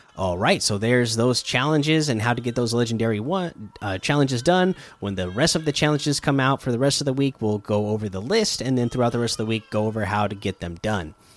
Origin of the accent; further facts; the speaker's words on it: Oregon coast, United States; I grew up in Oregon on the coast